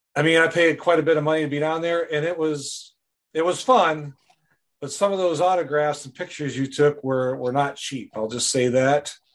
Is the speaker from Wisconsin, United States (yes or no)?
yes; Wisconsin, United States; now in Goodson, United States; I'm originally from Wisconsin. Uh, I was born and raised there